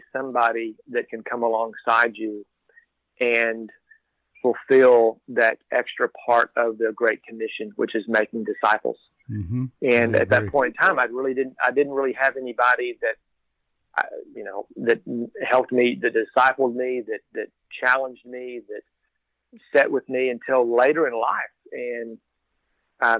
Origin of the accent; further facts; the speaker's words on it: Texas, United States; I am born and raised in Texas.